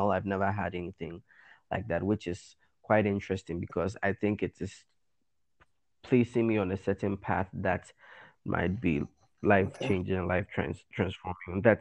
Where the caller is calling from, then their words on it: Accra, Greater Accra, Ghana; I'm I'm I'm speaking from Accra, Ghana, here